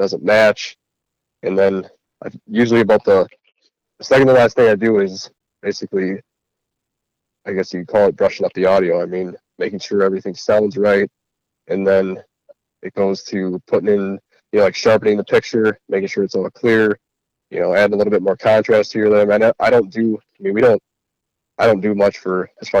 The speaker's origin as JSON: {"language": "English", "region": "Central Wisconsin", "country": "United States", "said": "we're from Central Wisconsin"}